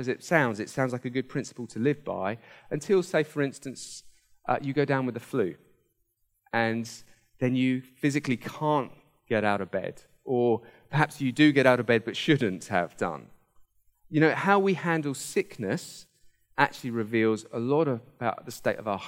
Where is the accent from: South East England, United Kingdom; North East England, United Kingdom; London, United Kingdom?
South East England, United Kingdom; Hampshire; I grew up in Hampshire